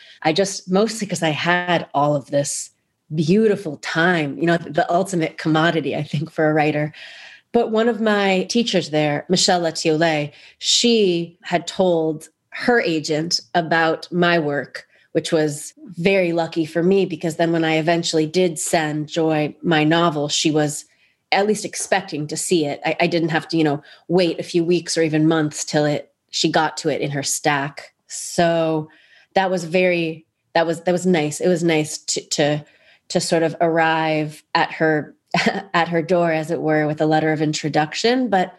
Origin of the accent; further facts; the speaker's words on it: New York City, New York, United States; born there; also born or lived in New Jersey / Canada / Israel; I was born in New York City. I moved to Canada, and first to New Jersey, and then to Canada, all with my family. And then I went to college in the States. And then I moved to Israel.